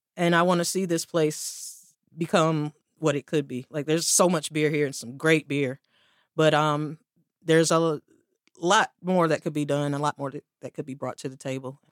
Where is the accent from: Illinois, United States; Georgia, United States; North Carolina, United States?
North Carolina, United States; Durham; also born or lived in South Korea; I was born and raised in Durham